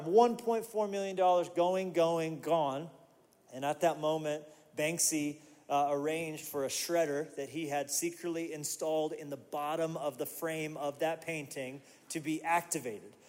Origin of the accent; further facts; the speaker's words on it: Colorado Springs, Colorado, United States; moved away; also born or lived in Pueblo, Colorado; I was born in Pueblo and raised in, in the Springs